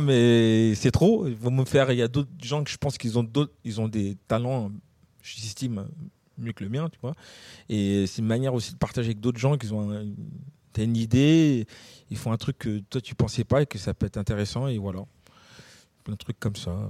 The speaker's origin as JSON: {"language": "French", "town": "Gennevilliers", "region": "Île-de-France", "country": "France", "said": "on vient de Gennevilliers"}